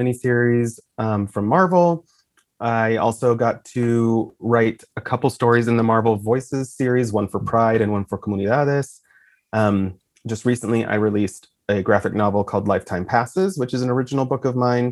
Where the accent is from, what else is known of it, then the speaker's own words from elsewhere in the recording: Idaho, United States; I was from Idaho